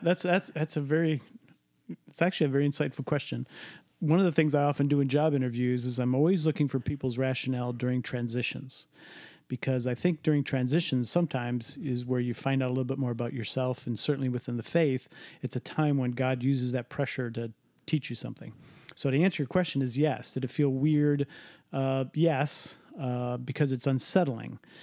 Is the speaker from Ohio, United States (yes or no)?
yes; Cleveland, Ohio, United States; I grew up in Cleveland